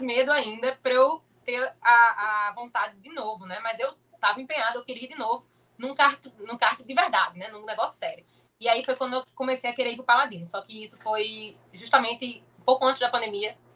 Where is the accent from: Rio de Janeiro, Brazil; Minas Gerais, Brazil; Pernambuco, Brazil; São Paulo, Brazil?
Pernambuco, Brazil; Olinda; Eu tenho 25 anos, sou de Olinda, Pernambuco